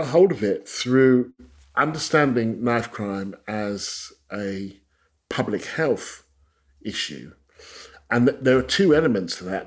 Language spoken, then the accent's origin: English; Stevenage, East of England, United Kingdom; I grew up in Stevenage, which was created the same year as the NHS by the Attlee government